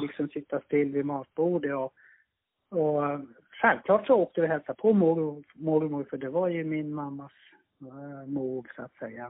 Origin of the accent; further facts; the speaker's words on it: Lapland, Finland; Jag är uppvuxen i norra Finland, eh, tio mil norr om polcirkeln